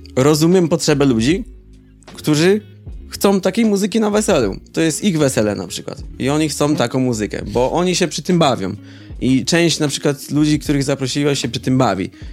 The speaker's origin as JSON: {"language": "Polish", "town": "Oława", "region": "Lower Silesian Voivodeship", "country": "Poland", "tie": "born or raised there", "said": "wychowałem się w mniejszym mieście, znaczy może to w sumie nie ma znaczenia w jakim mieście tak naprawdę, ale jakby zawód producenta muzycznego w Oławie"}